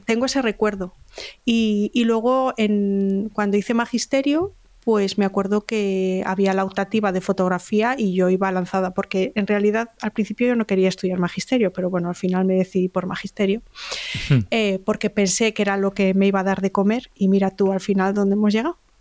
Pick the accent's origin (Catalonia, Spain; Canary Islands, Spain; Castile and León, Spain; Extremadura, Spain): Castile and León, Spain; Salamanca; moved away as an adult; also born or lived in Bilbao / Galicia; now in Alicante, Spain; Yo nací en Bilbao, mis dos hermanos también, y cuando tenía seis años nos mudamos todos a Salamanca. Cuando crecí en Salamanca